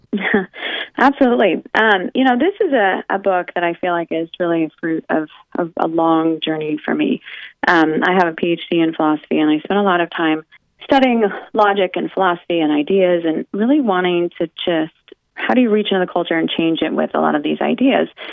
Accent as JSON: {"language": "English", "region": "Oregon", "country": "United States", "tie": "born or raised there", "said": "I grew up in Oregon, where it is wet and cold all the time"}